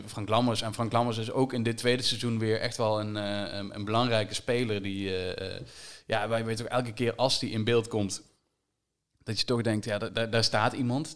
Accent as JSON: {"language": "Dutch", "region": "Limburg", "country": "Netherlands", "said": "als Limburger"}